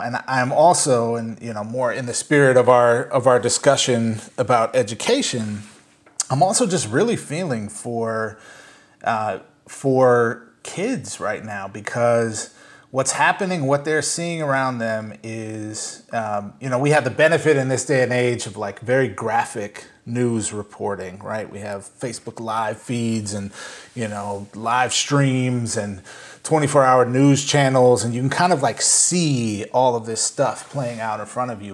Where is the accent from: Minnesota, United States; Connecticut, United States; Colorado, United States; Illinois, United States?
Minnesota, United States; Saint Paul; now in New York, United States; I grew up in Saint Paul, uh, Minnesota